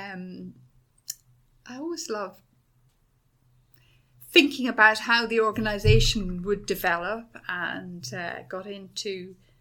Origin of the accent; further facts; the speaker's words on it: Dublin, Leinster, Ireland; moved away as an adult; also born or lived in Oxfordshire, England; now in Edinburgh, United Kingdom; I was born and grew up in Dublin